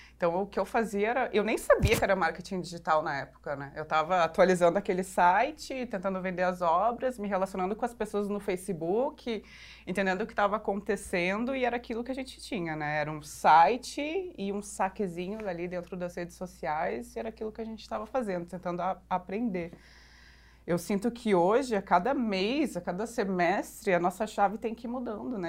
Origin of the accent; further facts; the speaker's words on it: Porto Alegre, Rio Grande do Sul, Brazil; moved away as an adult; also born or lived in Curitiba; now in São Paulo, Brazil; eu sou, na verdade, uma curitibana, que cresci em Porto Alegre, agora moro aqui em São Paulo